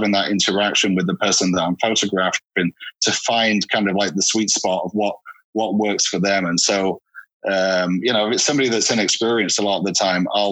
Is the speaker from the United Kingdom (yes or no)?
yes; Hull, Yorkshire and the Humber, United Kingdom; accent: Northern; now in Los Angeles, United States; I'm from Hull originally in Yorkshire